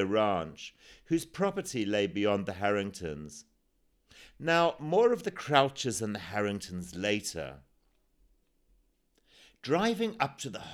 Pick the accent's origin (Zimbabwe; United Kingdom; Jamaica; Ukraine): Zimbabwe; born or raised there; also born or lived in Sai Kung, Hong Kong; now in Hong Kong